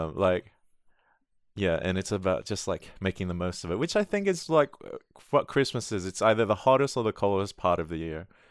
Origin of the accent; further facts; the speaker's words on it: Sydney, New South Wales, Australia; now in New Zealand; I grew up in Sydney